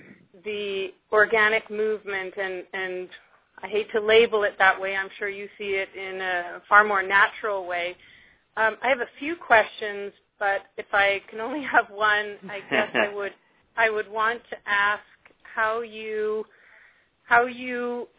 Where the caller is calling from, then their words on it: Miami, Florida, United States; I'm calling from Miami, Florida.